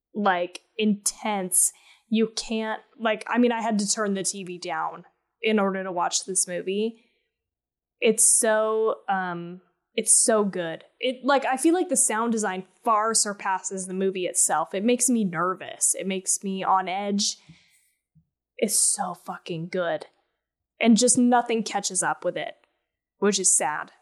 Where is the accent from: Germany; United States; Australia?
United States; Colorado; I grew up in Colorado